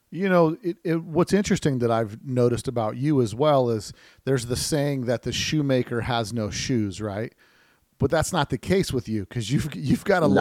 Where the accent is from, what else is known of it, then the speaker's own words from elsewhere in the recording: Las Vegas, Nevada, United States; I, am from the desert, right? I'm from Las Vegas here.